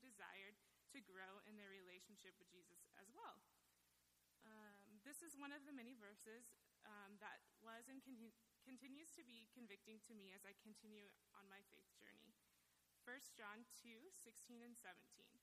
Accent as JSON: {"language": "English", "town": "Council Bluffs", "region": "Iowa", "country": "United States", "tie": "born or raised there", "said": "I was born and raised in Council Bluffs, Iowa."}